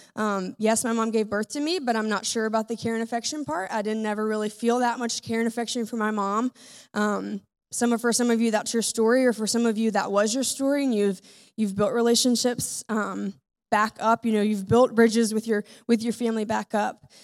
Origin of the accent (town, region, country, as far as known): United States